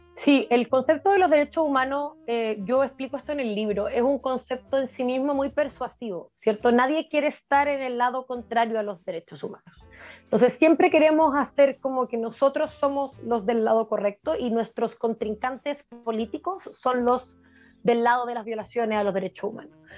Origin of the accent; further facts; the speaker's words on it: Chile; also born or lived in Europe; como chileno